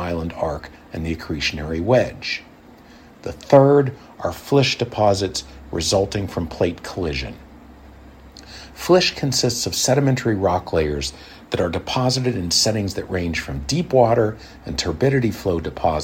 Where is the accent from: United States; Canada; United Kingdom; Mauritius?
United States; Ohio Valley northwest of Pittsburgh, Pennsylvania; As a child growing up in the Ohio Valley northwest of Pittsburgh